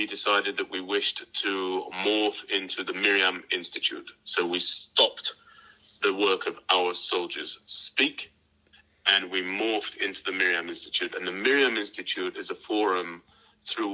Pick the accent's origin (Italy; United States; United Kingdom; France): United Kingdom; moved away as an adult; now in Israel; I was born in Britain, and I was raised as an Orthodox Jew